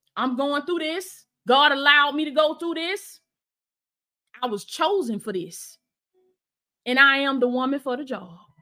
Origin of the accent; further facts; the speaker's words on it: Blakely, Georgia, United States; moved away; my old house in in my hometown, Blakely, Georgia